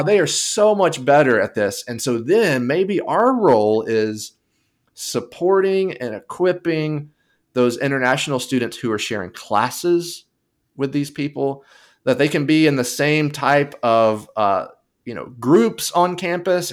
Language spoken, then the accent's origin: English; United States; I'm speaking from the United Spa-, United States perspective.